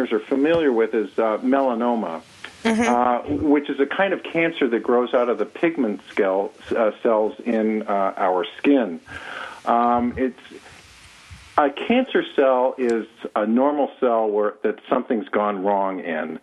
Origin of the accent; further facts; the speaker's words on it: California, United States; also born or lived in White Mountains, New Hampshire; now in New Hampshire, United States; I'm originally from California